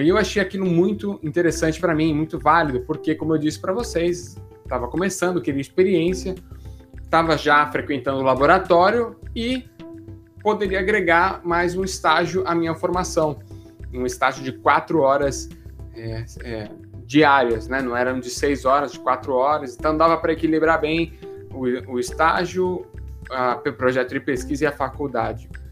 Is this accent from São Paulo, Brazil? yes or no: yes; Santos, São Paulo, Brazil; moved away as an adult; Eu sou de Santos aqui e para mim era muito novidade morar em São Paulo